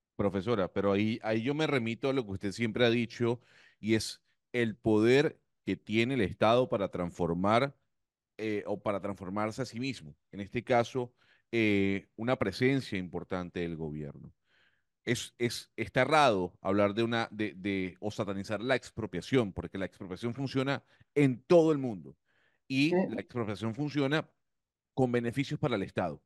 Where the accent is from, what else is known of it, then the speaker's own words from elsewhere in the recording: Panama; somos un panameño